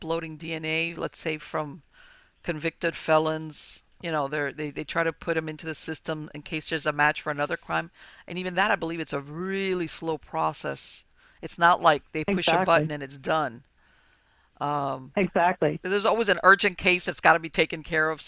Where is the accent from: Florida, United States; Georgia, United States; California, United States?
Florida, United States; Hialeah; I grew up in Hialeah